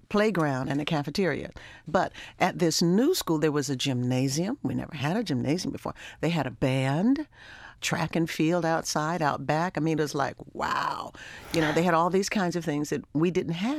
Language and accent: English; Baltimore, Maryland, United States; growing up in Baltimore, we were in a very wonderful community where we knew everybody in the neighborhood